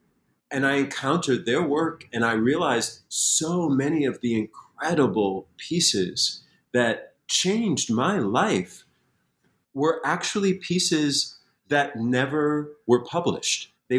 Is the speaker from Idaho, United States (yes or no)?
no; Springfield, Massachusetts, United States; I grew up in Springfield, Massachusetts, and the library was this sacred place.